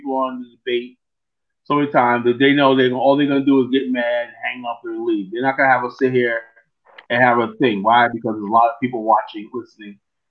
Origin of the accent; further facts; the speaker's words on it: United States; I mean, I'm from America.